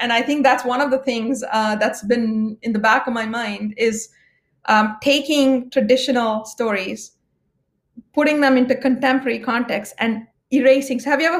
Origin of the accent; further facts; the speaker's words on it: India; I'm Indian by origin.